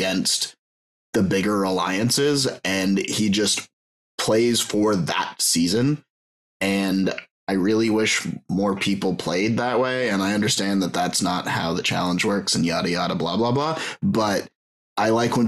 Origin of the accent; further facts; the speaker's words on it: Canada; I'm Canadian